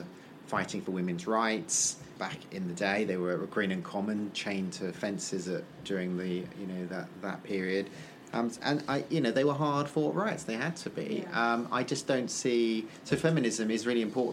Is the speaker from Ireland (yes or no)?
yes; Ireland; I'm Irish